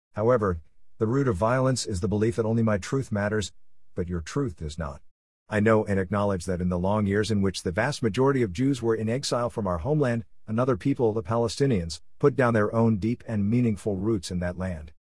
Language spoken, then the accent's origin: English; United States; I'm an American Jew with deep and strong connections to the people, state, and land of Israel